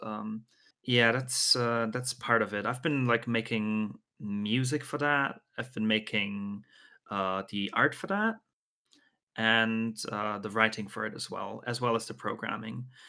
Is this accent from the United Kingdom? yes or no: no; Austria; I'm from Austria